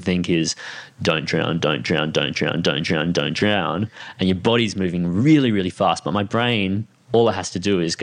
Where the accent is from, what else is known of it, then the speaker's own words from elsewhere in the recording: Sunshine Coast, Queensland, Australia; I grew up on the Sunshine Coast